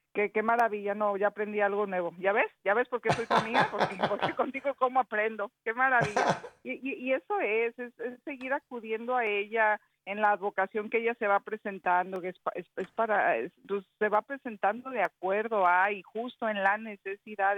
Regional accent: Mexico

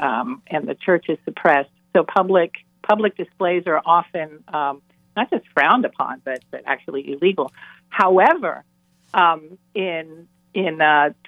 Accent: Cuba; I was born in Cuba, and so the image of Mary that I grew up with is Our Lady of Charity.

